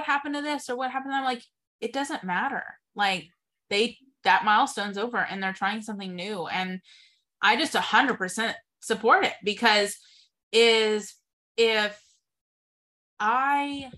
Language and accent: English; Texas, United States; moved away as an adult; also born or lived in Waco, Texas; now in Wichita, United States; I moved here from Texas, and I had only lived in Texas